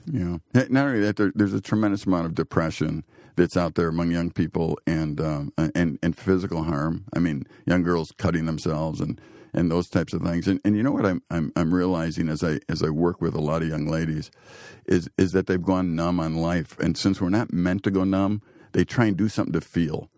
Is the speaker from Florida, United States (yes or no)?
no; Chicago, Illinois, United States; now in Green Bay, United States; growing up in Chicago and, and seeing the gangs